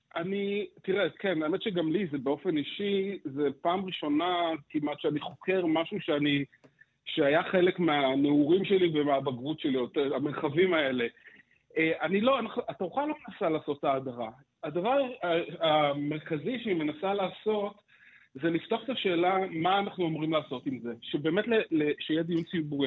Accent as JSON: {"language": "Hebrew", "town": "Petah Tikva", "region": "Central District", "country": "Israel", "tie": "born or raised there", "said": "אני גדלתי בפתח תקווה"}